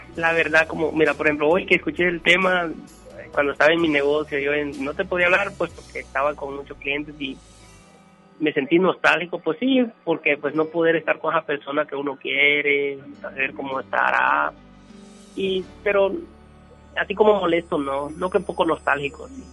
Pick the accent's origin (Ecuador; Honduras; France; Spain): Honduras; moved away as an adult; now in Monterrey, Mexico; que dije que era hondureño